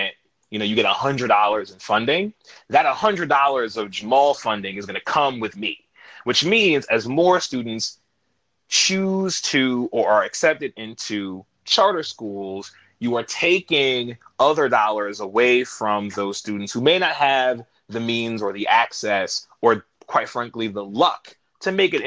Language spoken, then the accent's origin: English; New York City, New York, United States; I'm from New York. I'm from Queens originally